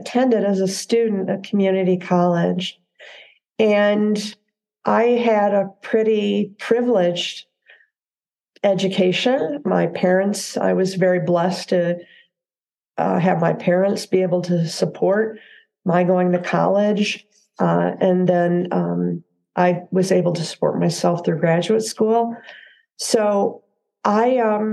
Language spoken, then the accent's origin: English; Southwest Michigan, United States; moved away as an adult; now in Central Oregon, United States; I grew up in a small town in Southwest Michigan